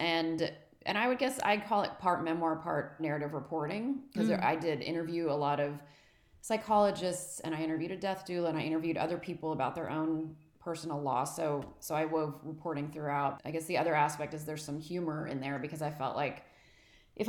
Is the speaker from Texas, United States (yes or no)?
yes; Texas, United States; accent: Texas